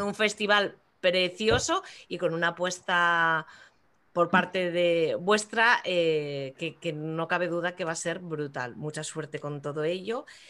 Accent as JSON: {"language": "Spanish", "region": "Asturias", "country": "Spain", "said": "orgullosa como no de mi tierra"}